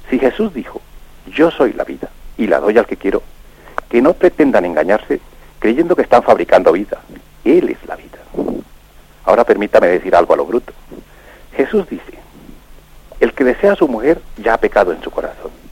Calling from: Palafrugell, Catalonia, Spain; de Parafruyer en Gerona.

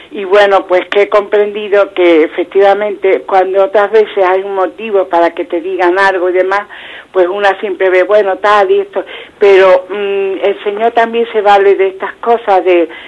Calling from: Malaga, Andalusia, Spain; llamo de Málaga pues felicitarle una vez más por este programa tan maravilloso

